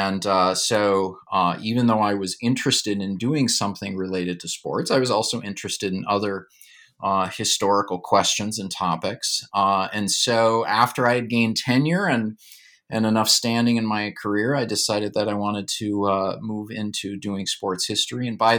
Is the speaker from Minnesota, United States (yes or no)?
yes; Duluth, Minnesota, United States; So in terms of my background, I grew up in Duluth, Minnesota, and I'm someone, I still love winter. I love the cold and snow.